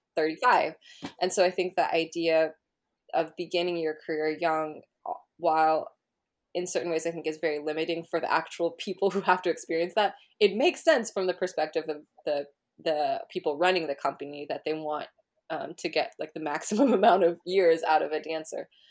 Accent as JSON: {"language": "English", "town": "Berkeley", "region": "California", "country": "United States", "tie": "born or raised there", "said": "growing up in Berkeley"}